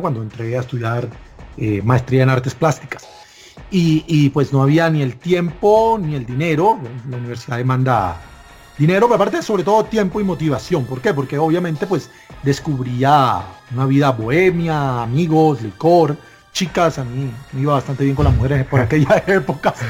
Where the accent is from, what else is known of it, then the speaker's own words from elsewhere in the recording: Barranquilla, Atlántico, Colombia; moved away as an adult; now in Bogotá, Colombia; me casé y me tuve que mudar acá a Bogotá, yo soy nativo de Barranquilla